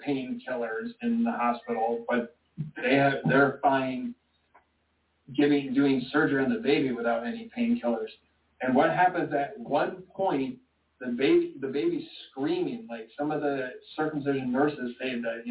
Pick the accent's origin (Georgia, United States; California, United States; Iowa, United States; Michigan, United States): Michigan, United States; I was born in Michigan